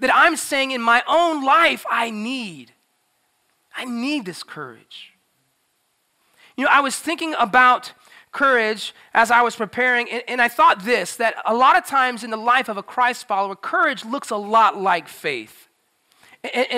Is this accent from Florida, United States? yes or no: yes; Florida, United States; moved away as an adult; also born or lived in South Boston, Virginia; I grew up in Florida, so I was swimming all the time